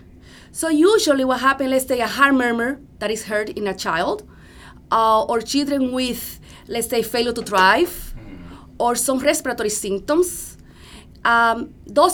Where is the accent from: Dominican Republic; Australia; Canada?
Dominican Republic; moved away as an adult; now in United States; I am from the Dominican Republic